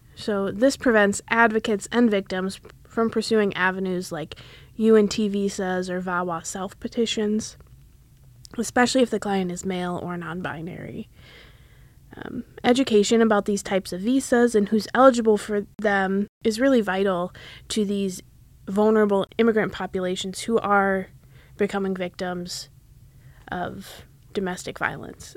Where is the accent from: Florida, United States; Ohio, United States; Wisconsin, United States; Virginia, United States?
Wisconsin, United States; moved away as an adult; now in Philadelphia, United States; I'm originally from Wisconsin. Um, I moved to Philadelphia for law school